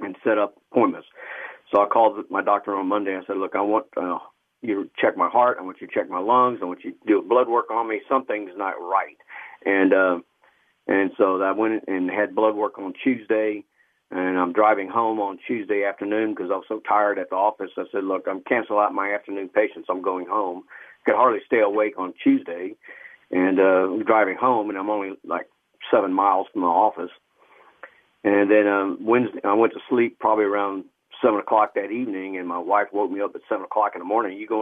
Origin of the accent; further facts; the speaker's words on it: Killeen, Texas, United States; also born or lived in Austin, Texas; my parents met, you know, and then I guess they moved up here because my father was an optician and moved up to Killeen, and when I was 5 months old, so I basically grew up here